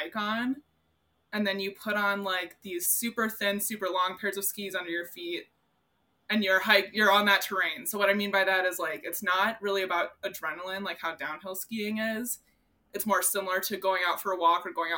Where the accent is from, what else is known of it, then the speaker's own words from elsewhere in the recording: Minnesota, United States; I grew up in Minnesota